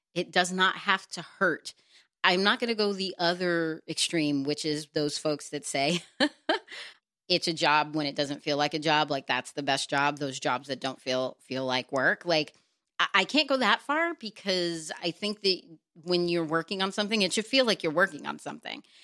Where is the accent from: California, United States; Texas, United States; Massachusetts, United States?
Texas, United States; moved away; also born or lived in New York / Los Angeles; I'm from Texas